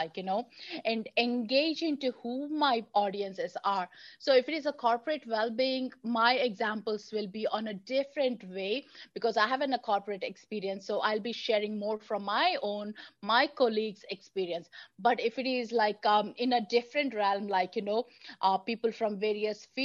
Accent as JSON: {"language": "English", "country": "India", "tie": "born or raised there", "moved": "yes", "said": "growing up in India"}